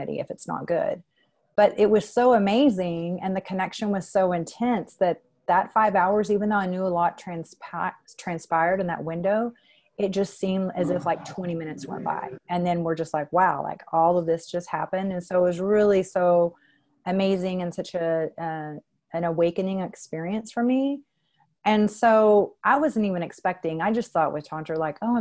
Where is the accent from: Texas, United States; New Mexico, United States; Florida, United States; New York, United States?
Texas, United States; moved away; was born on Halloween in Texas. And when I lived in Texas, you know, years ago when I was in my mid to late 30s